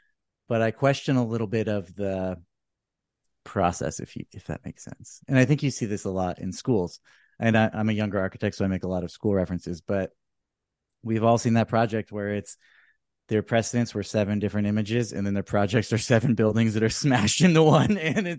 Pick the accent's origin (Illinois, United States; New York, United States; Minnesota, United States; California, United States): California, United States; now in Austin, United States; I mean, admittedly, I'm a transplant from California, which is not what people like to hear here.